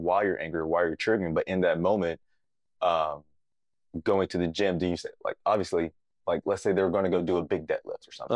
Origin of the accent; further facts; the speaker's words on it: St. Louis, Missouri, United States; I went to physicians in Saint Louis in my hometown